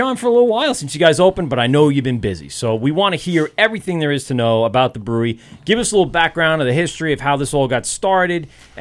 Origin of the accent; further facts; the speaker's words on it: Amityville, New York, United States; also born or lived in Lindenhurst; I grew up in Amityville.